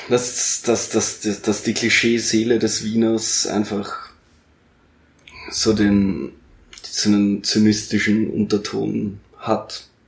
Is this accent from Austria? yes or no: yes; Lower Austria, Austria; now in Vienna, Austria; Sondern Niederösterreich.